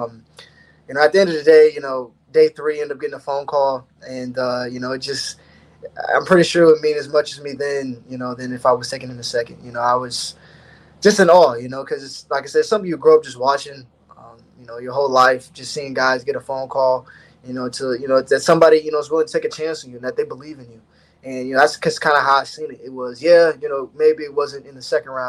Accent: Ohio, United States; growing up in Ohio, there's one school you want to go to.

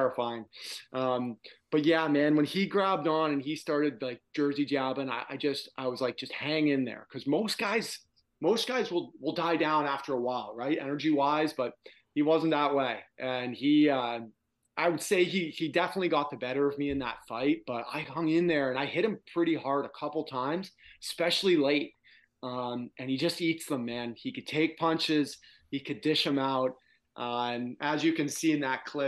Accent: Toronto, Ontario, Canada; since I was a kid growing up in Toronto

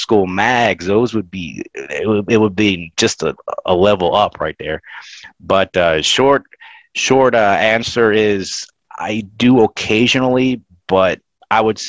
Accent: Florida, United States; I grew up in Florida

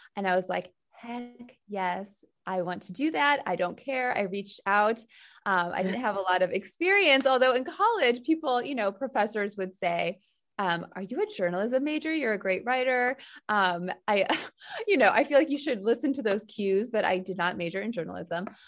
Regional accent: St. Louis, Missouri, United States; moved away as an adult; now in New York, United States; I'm from Saint Louis, Missouri

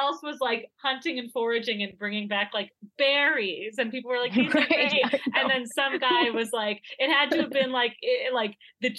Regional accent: Midwest, United States; I'm sorry. I'm from the Midwest. I went to school in Wisconsin.

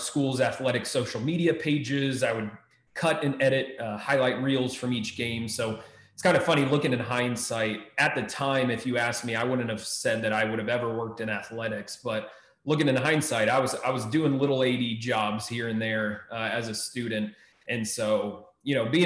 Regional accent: Maryland, United States; moved away as an adult; also born or lived in Texas; now in Ohio, United States; I grew up in Maryland

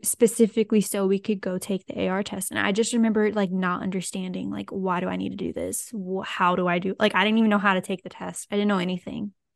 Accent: Lafayette, Louisiana, United States; so I'm from South Louisiana. So I and I didn't move at all. So I grew up in the same place.

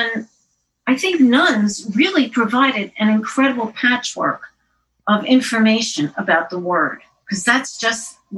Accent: Queens, New York, United States; In Jamaica, I lived on 116th Drive, right near what was Baisley Park.

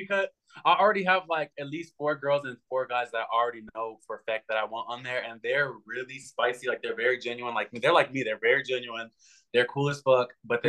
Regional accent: Los Angeles, California, United States; I grew up in Hollywood, so that's how I have like the old Hollywood mindset.

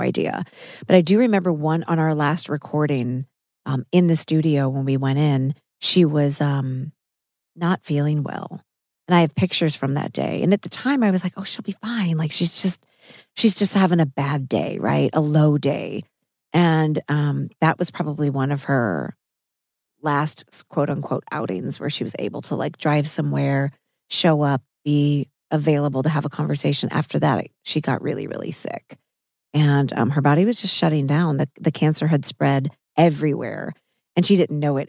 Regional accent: Missouri, United States; I'm from Missouri, so I ate meat all growing up.

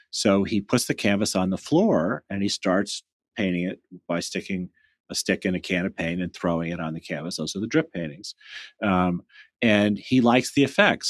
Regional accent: United States

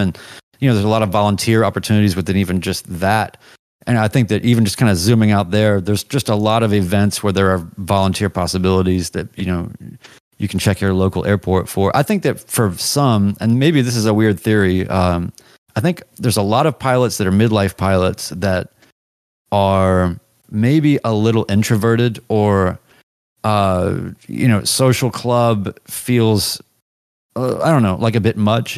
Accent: the South, United States; As much as I'm Southern and of the South

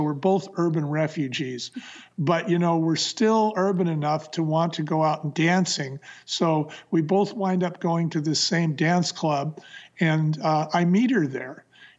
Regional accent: San Francisco, California, United States; Bonnie came from Portland and I came from San Francisco. And I came north into the wine country

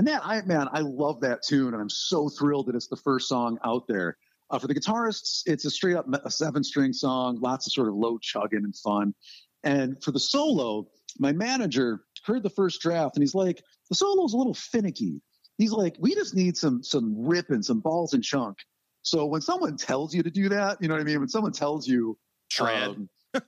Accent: Rochester, New York, United States; now in Southern Ohio, United States; grew up in my hometown of Rochester, New York.

